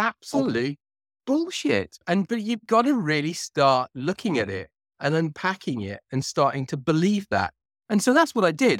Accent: Cardiff, Wales, United Kingdom; now in near London, United Kingdom; I'm originally from Cardiff, which is the capital of Wales

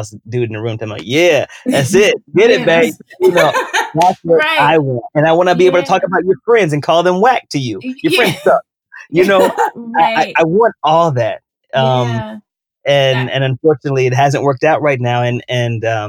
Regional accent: the South, United States; I come from the South.

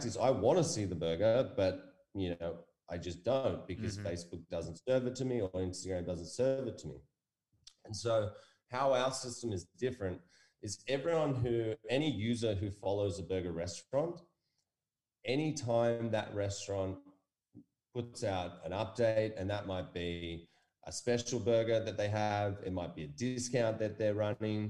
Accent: United States; now in Australia; I was born in America

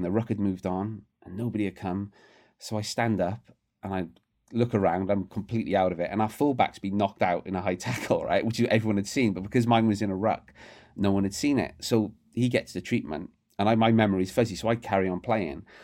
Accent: Barry, Wales, United Kingdom; My hometown, Barry, uh, is not a rugby town

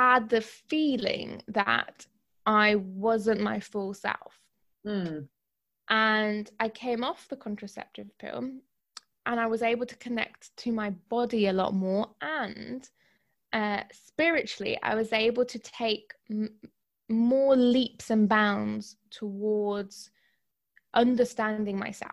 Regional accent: Greece; I'm half Greek. I was brought up in Greece.

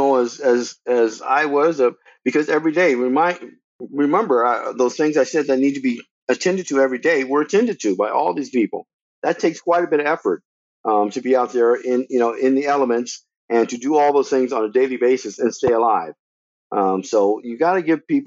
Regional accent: the South, United States; moved away as an adult; now in Los Angeles, United States; all the years that I grew up in the South

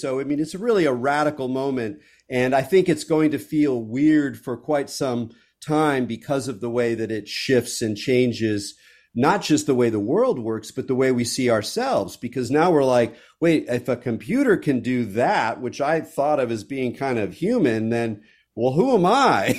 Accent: California, United States; I'm a Californian

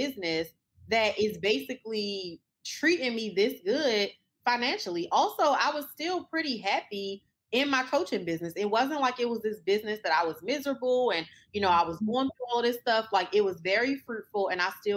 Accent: Baltimore, Maryland, United States; also born or lived in Washington, D.C.; now in Dallas, United States; I was born in Baltimore

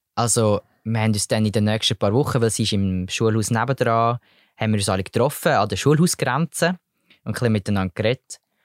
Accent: Switzerland; bei uns in der Schweiz

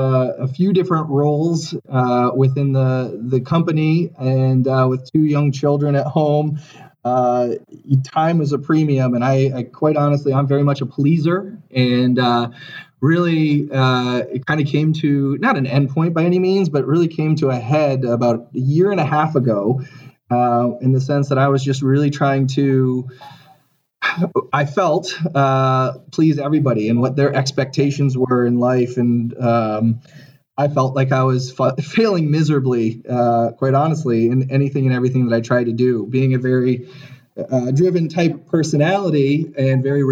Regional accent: Ohio, United States; moved away as an adult; now in Chicago, United States; I am a transplant to Chicago. I grew up in Ohio. I went to university in Ohio as well

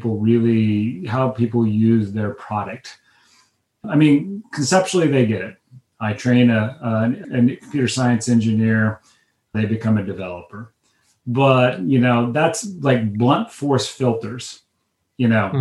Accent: Midwest, United States; I was raised in the Midwest

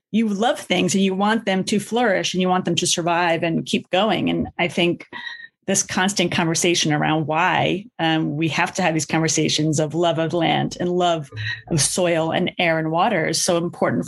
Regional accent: New York City, New York, United States; I grew up in the Bronx

